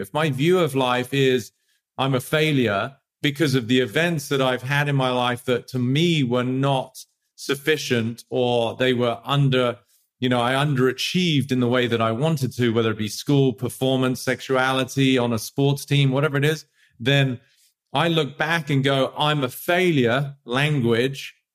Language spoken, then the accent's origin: English; England, United Kingdom; moved away; I grew up in England